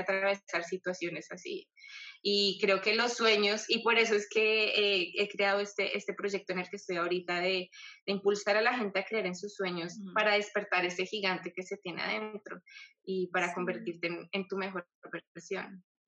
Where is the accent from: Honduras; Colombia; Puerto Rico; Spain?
Colombia; moved away as an adult; now in Australia; Yo soy una colombiana que emigró a Australia ya hace, va a ser siete años, ocho años, perdón, en febrero